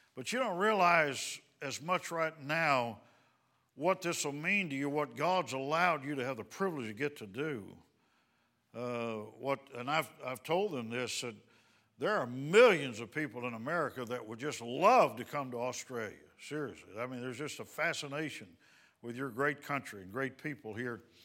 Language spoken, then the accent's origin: English; Dallas, Texas, United States; We're from the Dallas, Texas area